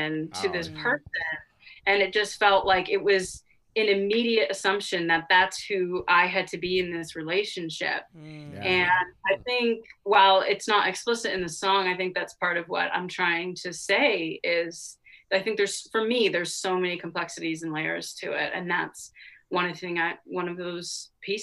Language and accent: English; Cape Cod, Massachusetts, United States; I grew up on Cape Cod